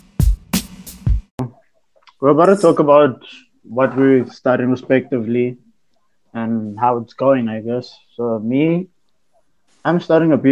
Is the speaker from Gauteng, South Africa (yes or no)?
yes; Edenvale, Gauteng, South Africa; born and raised in Edenville. Lived here my whole life.